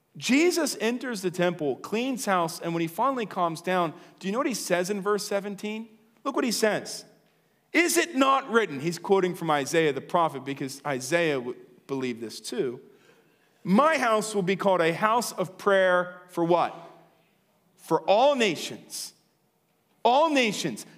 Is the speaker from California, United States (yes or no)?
no; Lancaster, Pennsylvania, United States; also born or lived in Chicago / Philadelphia; now in Willow Street, United States; I was born in Lancaster